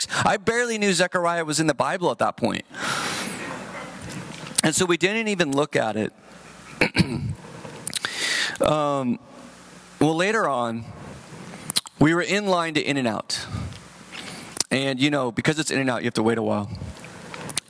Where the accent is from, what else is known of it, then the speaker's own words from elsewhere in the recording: San Jose, California, United States; I'm from San Jose.